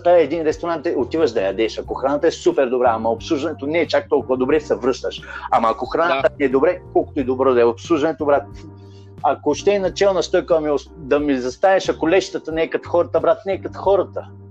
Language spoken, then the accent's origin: Bulgarian; Bulgaria; also born or lived in Lovech / Madrid / Las Rozas; now in Ibiza, Spain; аз съм българин